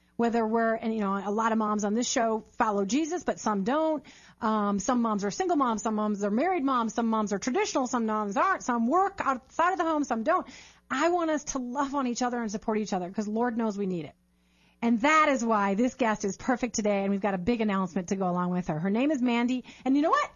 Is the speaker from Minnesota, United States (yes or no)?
yes; Minnesota, United States; moved away; also born or lived in Chicago, Illinois; I was born in Chicago, grew up in Minnesota